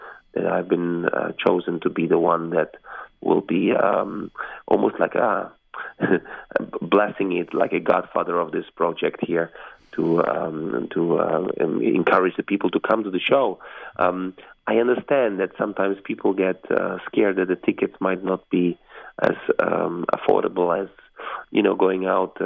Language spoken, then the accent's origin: English; Vienna, Austria; moved away; I was born in Austria, in Vienna, in the heart of Europe, in the beautiful capital of Austria, in Vienna.